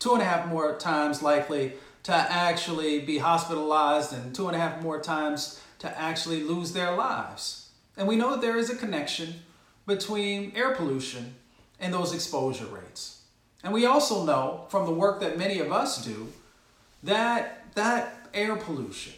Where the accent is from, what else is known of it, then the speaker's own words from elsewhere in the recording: Appalachia, United States; also born or lived in Michigan; I grew up in Appalachia and a little bit in Michigan